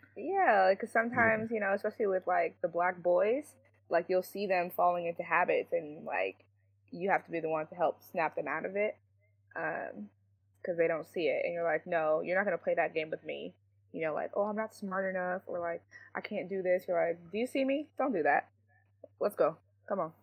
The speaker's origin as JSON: {"language": "English", "town": "San Jose", "region": "California", "country": "United States", "tie": "born or raised there", "said": "I grew up here in San Jose"}